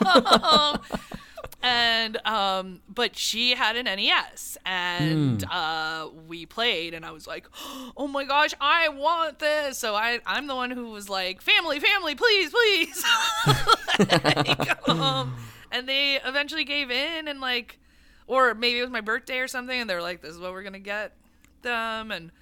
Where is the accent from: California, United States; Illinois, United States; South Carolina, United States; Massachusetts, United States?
California, United States; Santa Monica; we grew up here in Santa Monica, so he would take us to one in Westwood that might still be there.